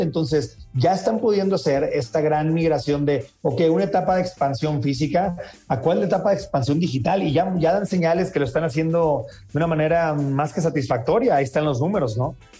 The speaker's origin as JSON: {"language": "Spanish", "region": "Sinaloa", "country": "Mexico", "said": "yo soy de Sinaloa"}